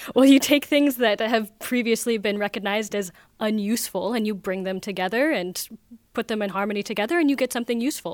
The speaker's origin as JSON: {"language": "English", "region": "Oregon", "country": "United States", "moved": "yes", "lives_now": "Vienna, Austria", "said": "I'm from Oregon in the U S."}